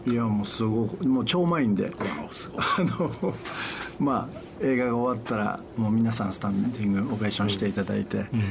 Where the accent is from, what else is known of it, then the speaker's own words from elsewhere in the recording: Ishikawa, Japan; もともと石川県で生まれてる